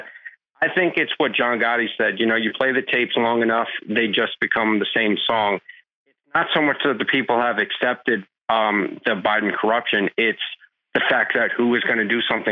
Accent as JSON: {"language": "English", "region": "New Jersey", "country": "United States", "tie": "born or raised there", "said": "growing up in New Jersey"}